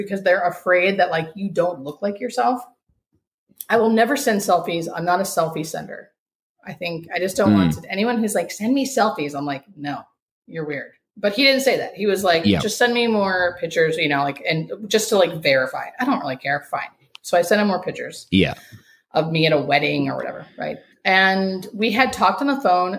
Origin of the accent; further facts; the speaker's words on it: United States; we as Americans, or fucking as American citizens